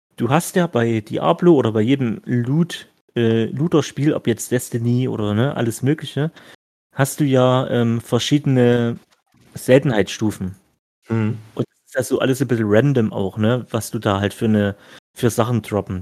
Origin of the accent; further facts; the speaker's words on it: Stolberg, Germany; bei mir, ne, zu Hause hier, wo ich aufgewachsen bin